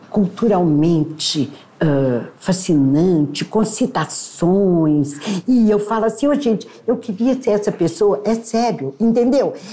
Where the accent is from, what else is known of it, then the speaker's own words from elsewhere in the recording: Patos de Minas, Minas Gerais, Brazil; eu dancei na minha juventude essas músicas em Patos de Minas